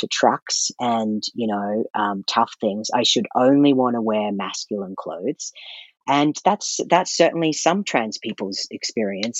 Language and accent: English; Brisbane, Queensland, Australia; moved away as an adult; now in Calgary, Canada; I grew up in Australia, which in Brisbane, Australia